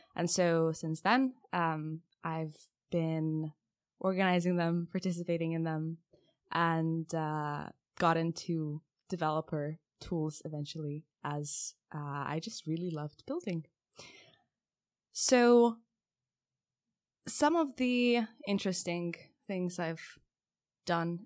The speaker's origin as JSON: {"language": "English", "country": "Lithuania", "moved": "yes", "said": "I'm originally from Lithuania"}